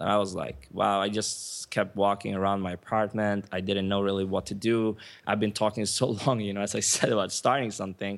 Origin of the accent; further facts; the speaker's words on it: Sweden; moved away as an adult; also born or lived in Stockholm / United States; now in Cancun, Mexico; My mom is Swedish, so I, I was born and raised in Sweden